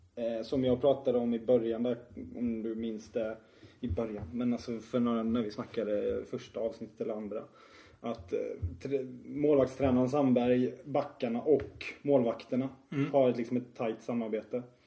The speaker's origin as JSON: {"language": "Swedish", "town": "Tingsryd", "region": "Kronoberg County", "country": "Sweden", "said": "vi kommer från Tingsryd"}